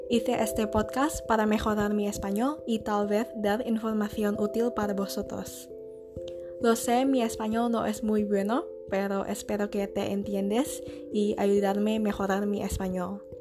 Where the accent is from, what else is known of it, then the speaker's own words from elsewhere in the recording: Indonesia; Spanish is a second language; now in Spain; soy de Indonesia, pero ahora vivo en España. Hablo tres idiomas, inglés, indonesio y un poco de español.